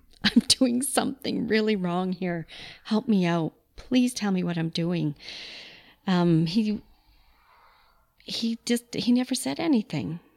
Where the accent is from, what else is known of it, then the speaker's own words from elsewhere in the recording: Calgary, Alberta, Canada; also born or lived in Manitoba; I was born in Manitoba, but grew up in Calgary. We came here when I was, I think, just a year old. Love Calgary. It's the only place I've ever lived.